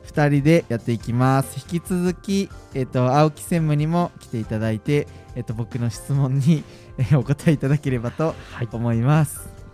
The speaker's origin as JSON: {"language": "Japanese", "region": "Nara", "country": "Japan", "tie": "born or raised there", "moved": "yes", "said": "僕奈良県の出身で奈良では結構せせり食べれたんですけど"}